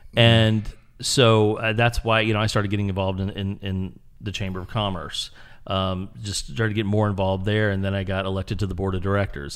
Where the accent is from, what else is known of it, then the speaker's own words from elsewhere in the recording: Springfield, Illinois, United States; moved away; also born or lived in Houston; originally I'm from Illinois.